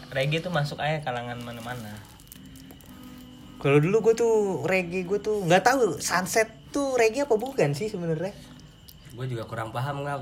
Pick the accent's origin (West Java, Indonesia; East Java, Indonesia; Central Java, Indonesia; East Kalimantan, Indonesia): West Java, Indonesia; Bojonggede; gue berasal dari Bojonggede sebenarnya orang tua gue dari Makassar cuman semenjak gue lahir orang tua gue pindah ke Bojonggede